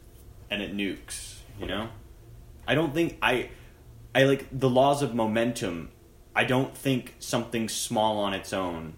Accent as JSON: {"language": "English", "region": "California", "country": "United States", "said": "I'm from California"}